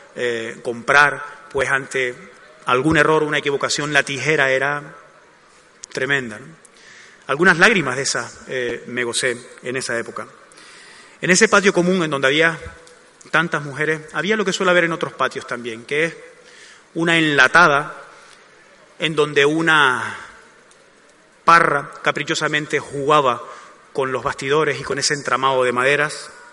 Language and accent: Spanish; Gáldar, Canary Islands, Spain; also born or lived in Arucas; Aunque yo procedo de Arucas, es Galdar la que atesora la mayor parte de los recuerdos más entrañables que tengo de esa época